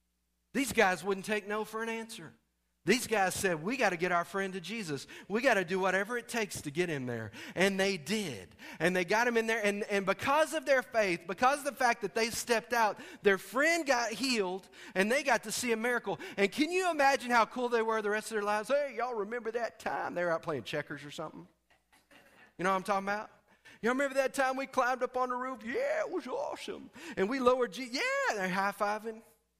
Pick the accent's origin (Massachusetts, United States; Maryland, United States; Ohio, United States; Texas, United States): Texas, United States; Lord, that's in Arkansas. I'm from Texas. They will kill me.